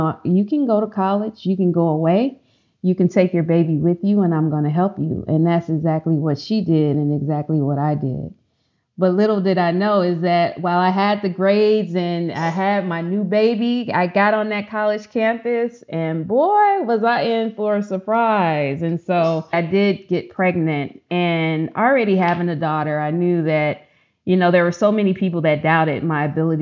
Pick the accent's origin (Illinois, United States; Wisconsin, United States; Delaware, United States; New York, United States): Illinois, United States; Chicago; now in Texas, United States; Growing up in Chicago, I went to one of the lowest performing high schools